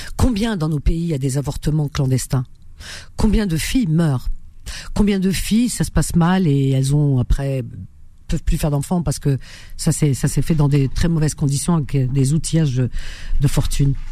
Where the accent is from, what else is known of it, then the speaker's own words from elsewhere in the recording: Algeria; moved away; en Algérie, dans ma ville natale